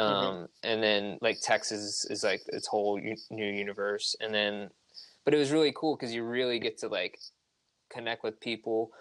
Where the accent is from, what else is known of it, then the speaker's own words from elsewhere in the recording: Hershey, Pennsylvania, United States; moved away as an adult; now in Baltimore, United States; I'm originally from Hershey, Pennsylvania. I've lived in Baltimore for the last eight years